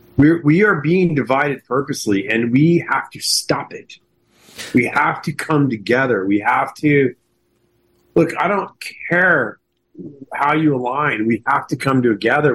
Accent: Houston, Texas, United States; moved away; also born or lived in Hollywood; when I grew up in Houston.

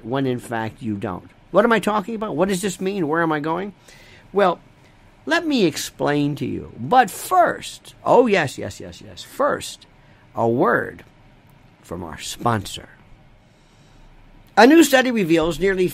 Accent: Florida, United States; growing up in Florida

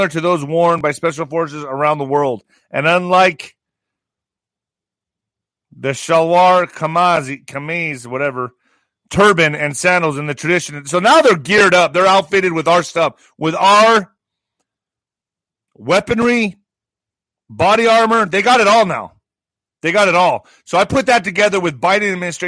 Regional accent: southern New Mexico, United States; 20,000 Afghan refugees are coming to my hometown? And in this area, in the southwest area, Las Cruces is getting about 10,000

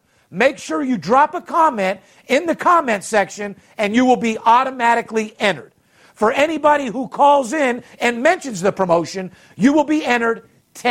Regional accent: Las Vegas, Nevada, United States; I'm third generation, born and raised in Las Vegas.

